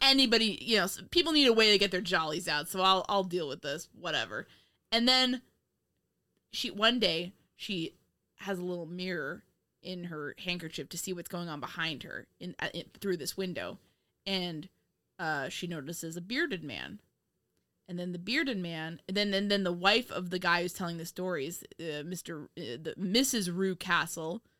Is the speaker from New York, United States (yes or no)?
yes; New York, United States; moved away as an adult; also born or lived in Virginia; now in Indiana, United States